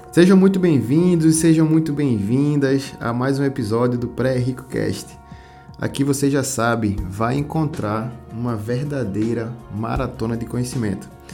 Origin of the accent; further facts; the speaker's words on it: Recife, Pernambuco, Brazil; sou de Recife